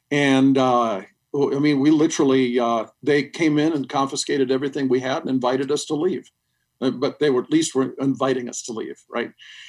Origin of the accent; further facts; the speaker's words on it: Sri Lanka; When I was a little boy, my parents were missionaries in Sri Lanka. And when I was raised in Sri Lanka, we had death squads come to the house.